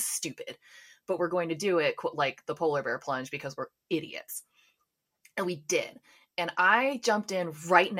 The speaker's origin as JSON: {"language": "English", "country": "United States", "said": "I'm from the States"}